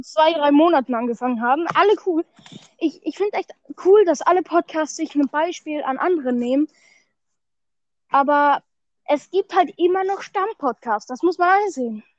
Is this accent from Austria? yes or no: yes; Austria; bei uns in Österreich